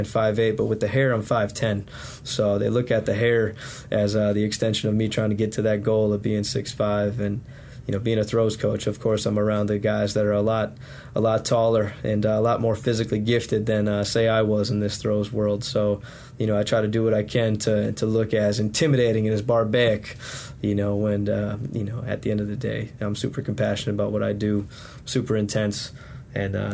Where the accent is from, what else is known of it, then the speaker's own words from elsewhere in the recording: Wisconsin, United States; moved away as an adult; now in Sampson County, North Carolina, United States; I was born and raised in Wisconsin, so being down in Sampson County now is a different world